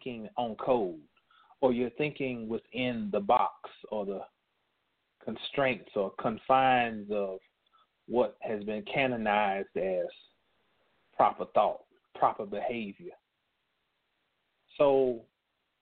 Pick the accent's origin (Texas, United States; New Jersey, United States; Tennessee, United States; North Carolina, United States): North Carolina, United States; North Carolina, which happens to be my home state.